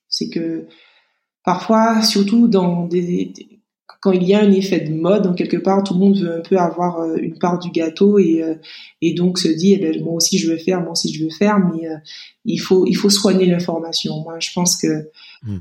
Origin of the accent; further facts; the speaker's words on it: Martinique; also born or lived in Metropolitan France; now in France; je suis martiniquaise